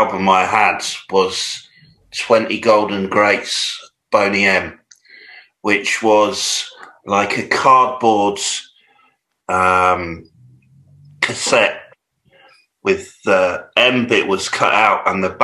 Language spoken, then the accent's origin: English; Peterborough, East of England, United Kingdom; also born or lived in Luton; I grew up in Peterborough.